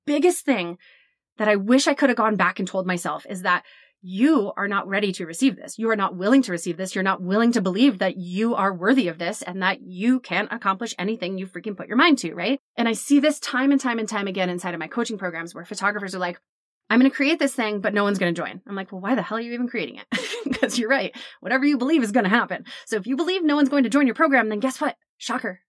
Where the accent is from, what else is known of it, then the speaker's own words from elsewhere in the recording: New Jersey, United States; we're from Jersey